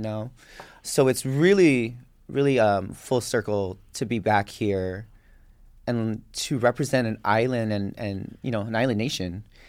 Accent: Waimanalo, Hawaii, United States; born or raised there; moved away

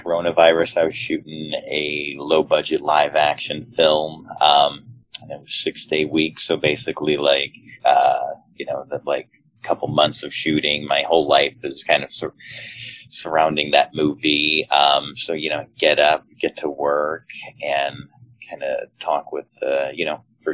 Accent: Chicago, Illinois, United States; moved away as an adult; now in Los Angeles, United States; I'm actually from Chicago

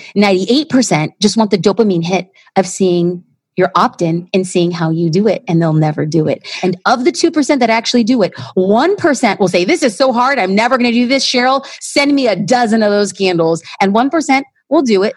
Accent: Los Angeles, California, United States; I'm an LA girl

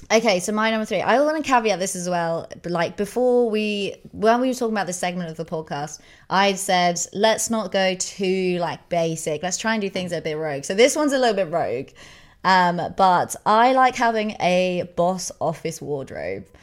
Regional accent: England, United Kingdom; we're English

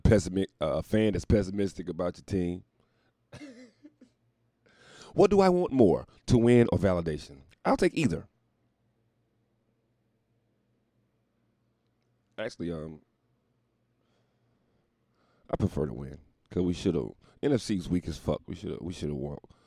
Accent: the South, United States; now in New York City, United States; I'm from the South

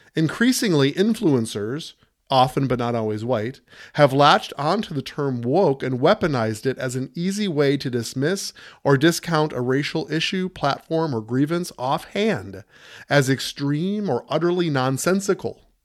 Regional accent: United States; we're all Americans. We are fellow American citizens here

